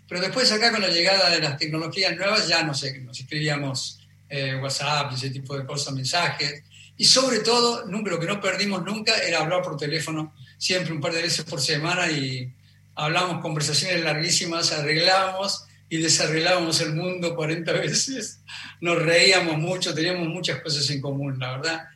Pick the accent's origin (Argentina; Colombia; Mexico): Argentina; moved away as an adult